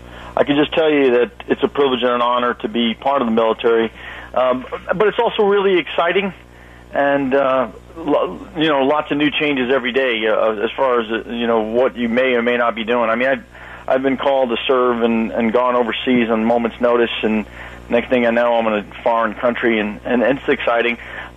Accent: New York City, New York, United States; moved away; I'm originally from Brooklyn, New York

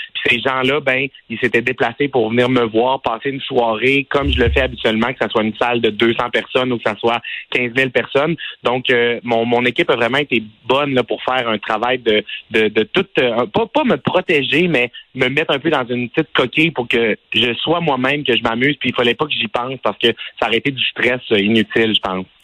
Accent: Quebec, Canada; moved away; je viens du Saguenay-Lac-Saint-Jean

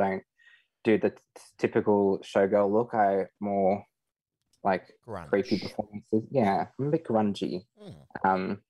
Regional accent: Windale, New South Wales, Australia; moved away; I'm originally from Windale.

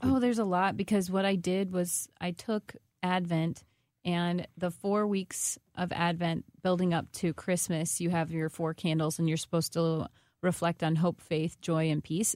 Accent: Washington, Missouri, United States; I'm from Washington, Missouri

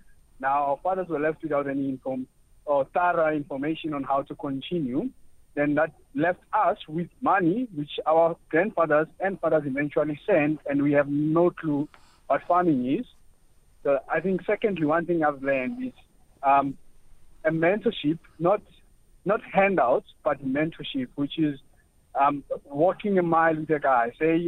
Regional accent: Mount Fletcher, Eastern Cape, South Africa; now in Somerset West, South Africa; Yes, I am originally from Eastern Cape, and Mount Fletcher, between Mount Fletcher

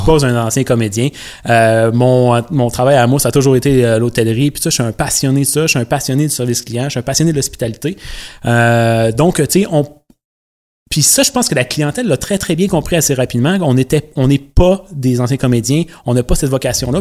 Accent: Rivière-du-Loup, Quebec, Canada; also born or lived in Montreal; je suis originaire de Rivière-du-Loup dans le Bas-Saint-Laurent. J'ai passé les quoi, 18, 19 premières années de ma vie euh, ici dans le Bas-Saint-Laurent.

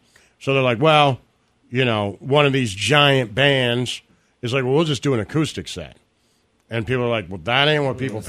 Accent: Detroit, Michigan, United States; moved away; also born or lived in Florida; I grew up in Detroit where it wasn't originated.

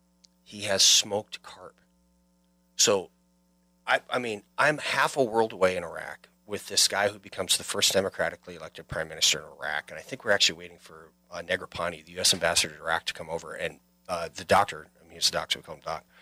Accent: Wisconsin, United States; moved away as an adult; We intentionally came back to my home state of Wisconsin, and now we live in Prairie du Chien, and it's the first time we really, really feel at home.

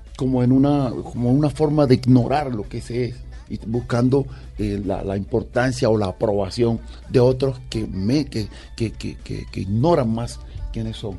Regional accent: San Basilio de Palenque, Bolívar, Colombia; accent: Palenquero dejo

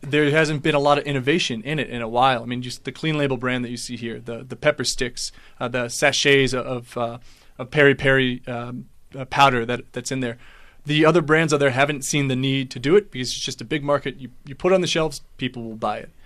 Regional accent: United States; accent: American; moved away as an adult; now in South Africa; as you can tell by my accent, I'm, I'm American, uh, but I've been here for five years, and I'm married to a local

